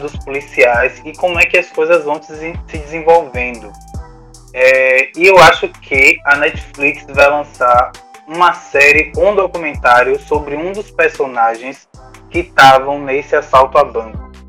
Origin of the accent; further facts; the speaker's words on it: Salvador, Bahia, Brazil; tem algumas aqui na região também da Bahia, que é o meu lar, já que sou soteropolitano